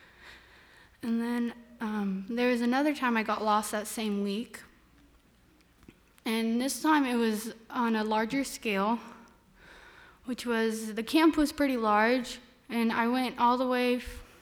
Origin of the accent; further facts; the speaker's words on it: Turlock, California, United States; I'm from Turlock